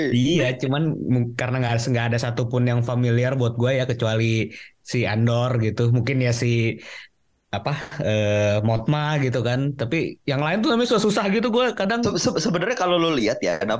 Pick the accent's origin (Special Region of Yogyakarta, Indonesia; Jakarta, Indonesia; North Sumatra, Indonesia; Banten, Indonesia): Special Region of Yogyakarta, Indonesia; Di kampung gua di Jogja kayak gitu